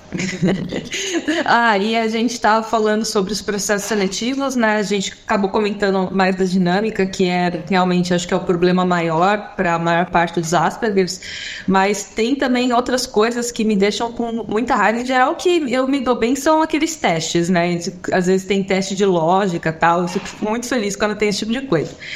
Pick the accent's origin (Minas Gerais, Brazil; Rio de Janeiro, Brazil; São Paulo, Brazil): São Paulo, Brazil; now in Florianópolis, Brazil; hoje em dia eu moro em Florianópolis, apesar de que eu sou de São Paulo